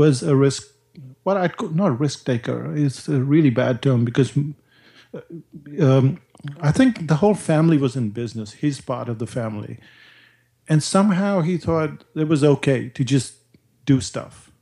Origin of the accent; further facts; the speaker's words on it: India; now in New Zealand; growing up in India